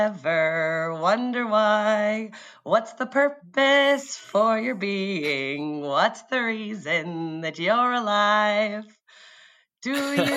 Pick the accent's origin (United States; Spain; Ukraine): United States; San Diego, California; I was born in San Diego